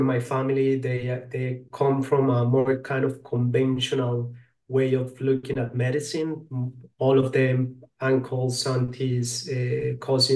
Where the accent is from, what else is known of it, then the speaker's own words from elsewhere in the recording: Colombia; I'm from Colombia